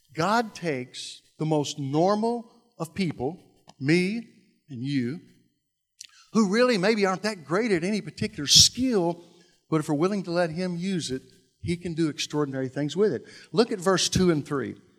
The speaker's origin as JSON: {"language": "English", "town": "Louisville", "region": "Kentucky", "country": "United States", "tie": "born or raised there", "said": "I grew up in South Louisville"}